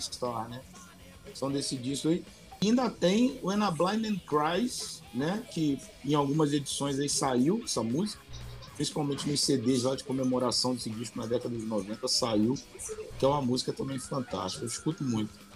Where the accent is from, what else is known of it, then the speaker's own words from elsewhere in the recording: Rio de Janeiro, Brazil; eu sou do Rio